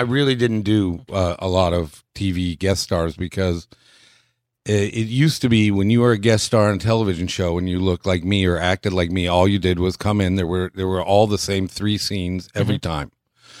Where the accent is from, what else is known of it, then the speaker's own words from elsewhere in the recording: Midwest, United States; moved away; also born or lived in Vermont / New York; No, I moved to New York. I'm from the Midwest.